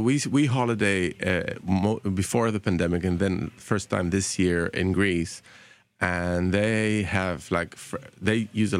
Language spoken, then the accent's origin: English; Bahrain; you know, that kind of growing up in Bahrain and kind of having those particular flavors is absolutely there